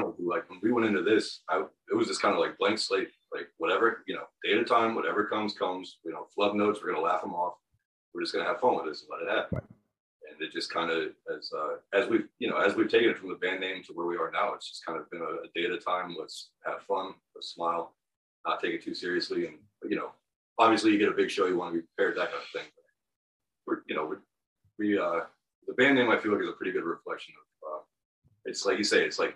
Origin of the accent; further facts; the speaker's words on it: Virginia, United States; We're from Virginia